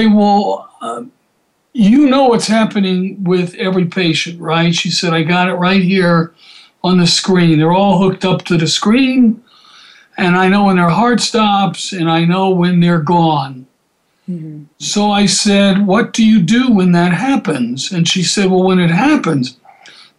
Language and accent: English; Atlanta, Georgia, United States; I grew up in Atlanta